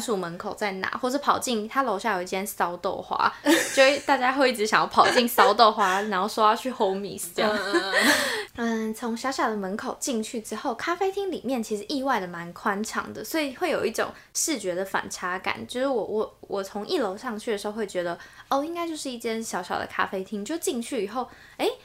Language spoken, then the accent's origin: Chinese; New Taipei, Taiwan; 我就是在新北长大，然后嗯。在台北市读书